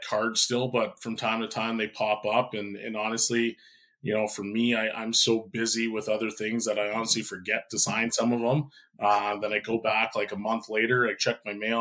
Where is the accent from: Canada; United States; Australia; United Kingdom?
Canada; Edmonton, Alberta; born and raised in Edmonton